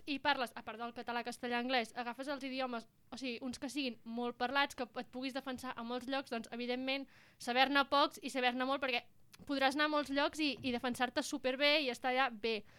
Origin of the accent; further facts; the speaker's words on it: Catalonia, Spain; que fins i tot nosaltres, que som de diferents punts de Catalunya, a vegades una té una expressió que una altra no utilitza